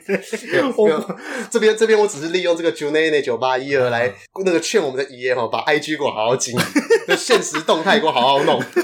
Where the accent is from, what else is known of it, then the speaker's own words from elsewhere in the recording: Taipei, Taiwan; first language Mandarin; 因为我在台北长大嘛